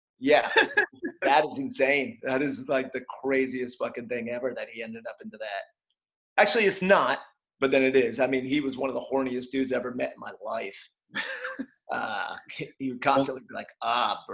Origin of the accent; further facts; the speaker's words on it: Morristown, New Jersey, United States; the skate shop in my hometown, Morristown, New Jersey